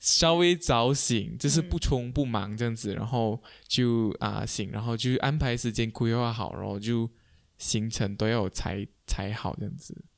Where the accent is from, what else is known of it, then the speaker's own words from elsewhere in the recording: Kuching, Sarawak, Malaysia; 我们是古晋长大的，古晋人有个困扰，就是我啦，身为古晋人